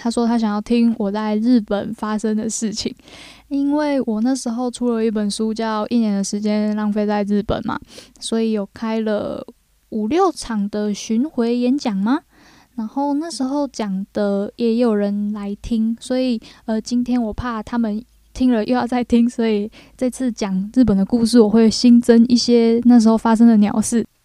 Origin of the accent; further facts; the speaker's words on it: Taiwan; also born or lived in Japan; 我们是来自台湾啊